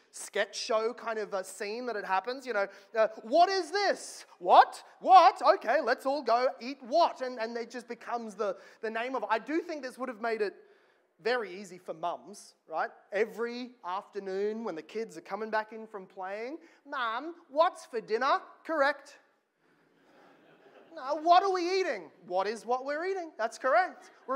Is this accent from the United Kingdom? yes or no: no; Australia; as an Australian